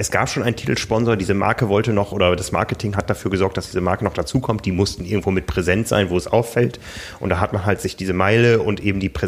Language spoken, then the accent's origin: German; Osnabrück, Lower Saxony, Germany; ich bin in Osnabrück groß geworden. Das war damals die größte britische Garnisonsstadt.